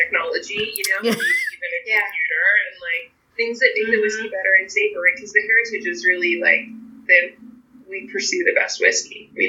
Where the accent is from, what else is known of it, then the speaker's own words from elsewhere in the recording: New York, United States; which as a New Yorker, you're like thinking about Rye and Empire Rye